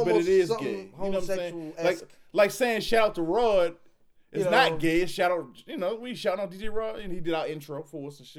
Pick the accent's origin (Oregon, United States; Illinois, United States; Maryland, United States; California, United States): Maryland, United States; Baltimore; We're from Baltimore. We say tennis shoes.